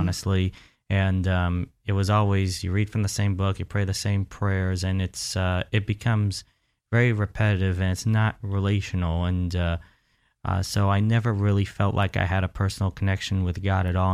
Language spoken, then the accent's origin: English; Central Florida, United States; I was born, raised right here in Central Florida